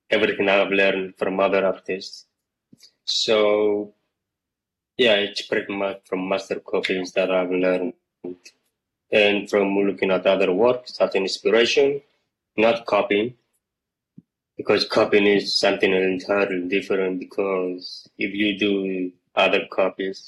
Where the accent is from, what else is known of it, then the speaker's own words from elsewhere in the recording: Cyprus; also born or lived in Greece; I was born in Greece, and I was raised in Cyprus